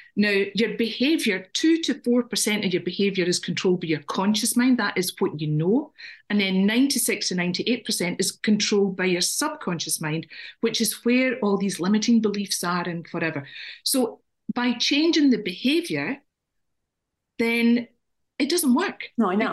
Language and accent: English; Scotland, United Kingdom; now in Ireland; and I'm Scottish.